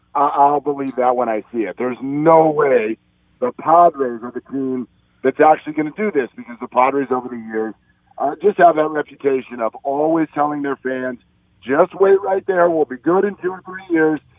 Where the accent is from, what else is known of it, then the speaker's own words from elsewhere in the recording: San Francisco, California, United States; my hometown